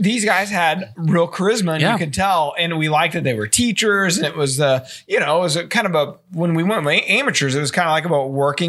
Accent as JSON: {"language": "English", "region": "Missouri", "country": "United States", "tie": "born or raised there", "said": "I grew up in Smalls in Missouri."}